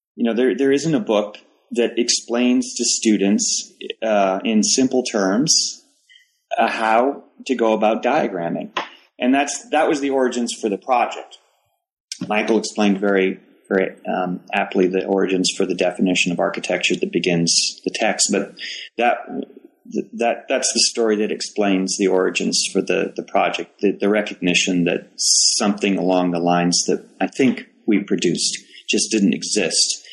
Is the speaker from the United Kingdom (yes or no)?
no; Toronto, Ontario, Canada; moved away as an adult; also born or lived in Waterloo, Canada / Ames, Iowa, United States; now in Charlotte, United States; I'm originally from Toronto